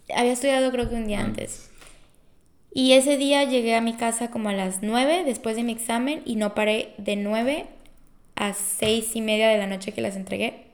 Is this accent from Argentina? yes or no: no; Colima, Mexico; soy de Colima